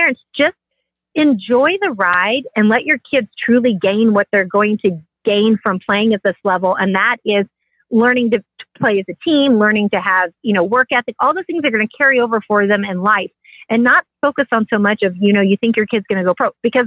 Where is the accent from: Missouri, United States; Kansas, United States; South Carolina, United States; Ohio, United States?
Kansas, United States; Kansas City; born or raised there